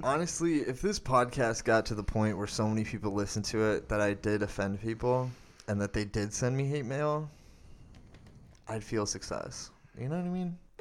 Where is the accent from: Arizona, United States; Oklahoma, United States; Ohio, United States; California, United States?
Arizona, United States; growing up in Arizona